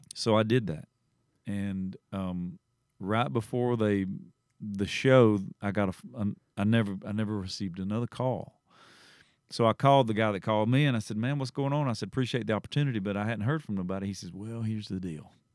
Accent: Southeast Georgia, United States; I grew up in Southeast Georgia, and my, h, my high school was the Bulldogs.

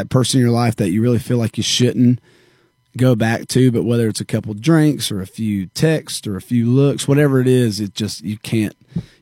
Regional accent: Warner Robins, Georgia, United States; now in Nashville, United States; Warner Robins, Georgia.

